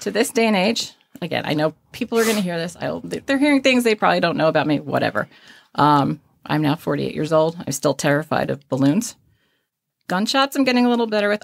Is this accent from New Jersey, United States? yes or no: yes; Caldwell, New Jersey, United States; also born or lived in Texas; So I did grow up in North Jersey, small town, and moved one county away, which is only five minutes from that small town